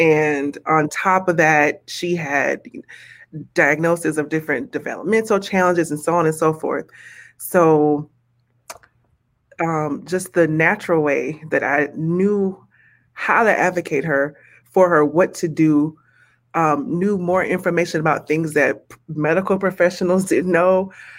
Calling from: Minnesota, United States; I'm in Minnesota.

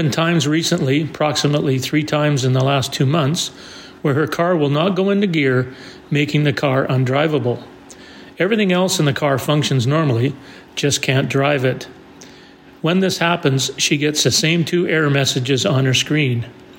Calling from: British Columbia, Canada; from British Columbia.

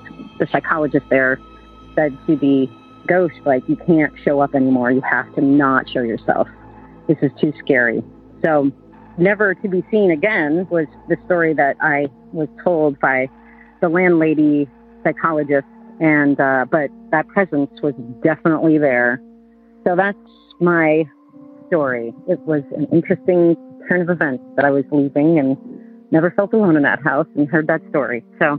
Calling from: Burlington, Vermont, United States; also born or lived in Boulder, Colorado; I'm calling from Burlington, Vermont.

